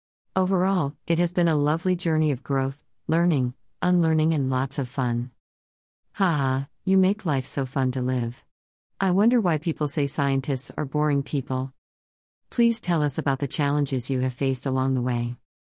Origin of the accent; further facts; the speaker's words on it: Kampala, Central Region, Uganda; I was born and raised in Kampala for the most part, but I moved to different places over the years, mainly for study and work.